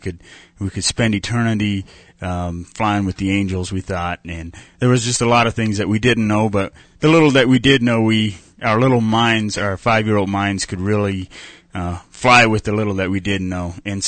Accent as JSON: {"language": "English", "region": "Pennsylvania", "country": "United States", "tie": "born or raised there", "said": "I grew up in Pennsylvania in a small, not a really small community, but a an Amish community in about 60 miles north of Pittsburgh."}